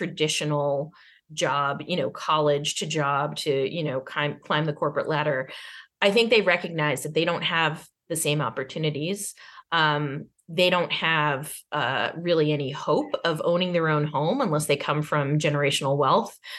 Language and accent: English; Arlington, Massachusetts, United States; I grew up in Arlington, Massachusetts